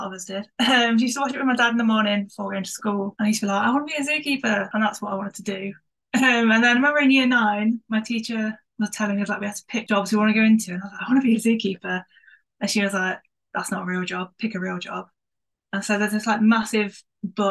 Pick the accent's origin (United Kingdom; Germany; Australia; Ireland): United Kingdom; Midlands; now in Whipsnade, United Kingdom; I'm not from Whipsnade Zoo area. I'm from the Midlands, but I've ended up at Whipsnade.